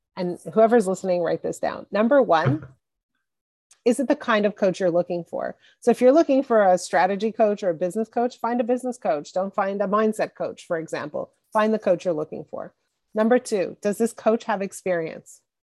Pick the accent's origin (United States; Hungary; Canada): Canada; Montreal, Quebec; I grew up in Montreal in, in Canada and in, in Quebec